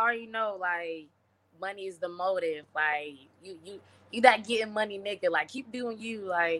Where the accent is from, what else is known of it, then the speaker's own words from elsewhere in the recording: Tennessee, United States; now in Tampa, United States; I'm from Tennessee, but I live in Florida now, you know what I'm saying? So I live in Tampa, actually.